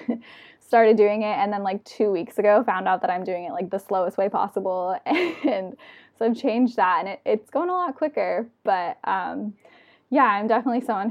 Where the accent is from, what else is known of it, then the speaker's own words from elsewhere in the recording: San Diego, California, United States; now in Davis, United States; I'm from San Diego